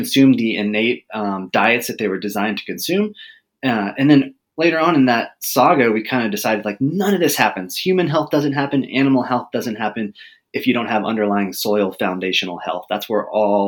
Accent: Texas, United States; I grew up in Texas

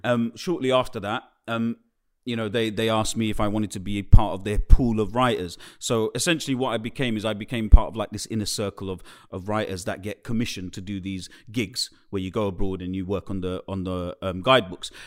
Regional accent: London, United Kingdom; I was growing up in the East End of London

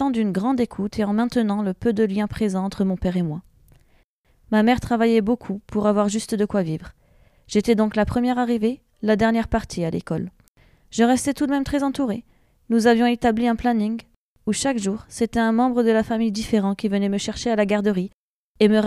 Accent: Tours, Centre-Val de Loire, France; born there; j'ai 32 ans et suis maman de trois enfants. Je suis née à Tours.

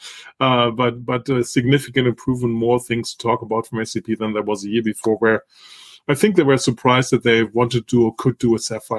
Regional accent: Italy; I grew up in Northern Italy.

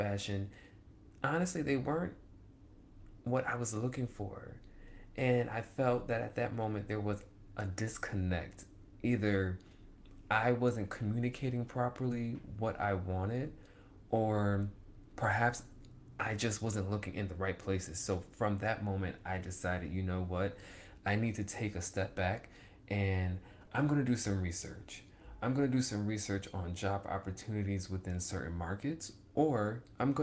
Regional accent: Rochester, New York, United States; I grew up in Rochester, New York. That is home for me.

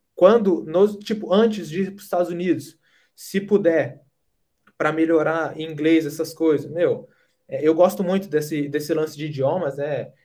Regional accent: Brazil; moved away as an adult; a gente é do Brasil

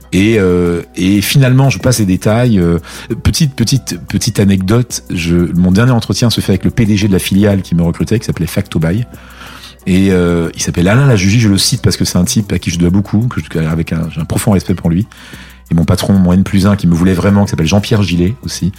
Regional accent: Abidjan, Côte d’Ivoire; moved away as an adult; also born or lived in Martinique / United States; now in France; j'ai passé un certain nombre d'années à Abidjan, euh, un peu plus de 20 ans

